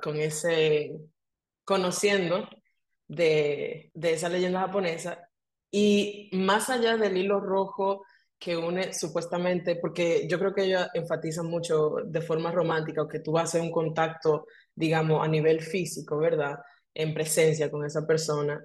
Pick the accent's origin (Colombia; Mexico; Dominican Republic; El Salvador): Dominican Republic; moved away as an adult; Yo soy dominicana, pero me mudé de Dominicana hace 11 años ya.